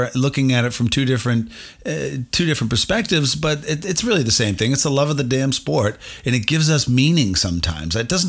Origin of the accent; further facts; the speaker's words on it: Massachusetts, United States; I'm some masshole, as they call us